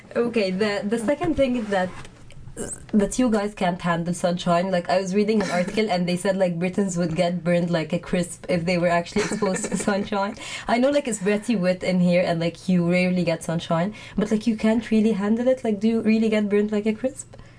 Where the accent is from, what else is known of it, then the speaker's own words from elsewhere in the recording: Egypt; now in United Kingdom; I'm from Egypt